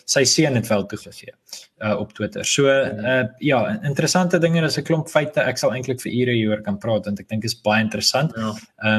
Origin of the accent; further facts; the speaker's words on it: South Africa; as Afrikaners